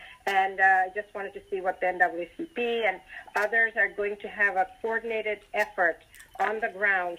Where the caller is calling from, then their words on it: Philadelphia, Pennsylvania, United States; I'm calling from Philadelphia, where we have 24% poverty, and many folks don't have access to the Internet.